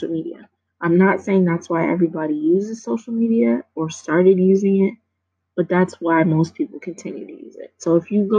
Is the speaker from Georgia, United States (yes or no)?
no; New York City, New York, United States; I grew up in New York City